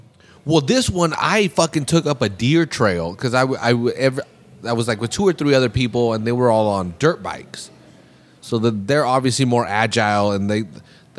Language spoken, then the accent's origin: English; Salinas, California, United States; I'm from Monterey County or whatever, or from Salinas, and it's a small town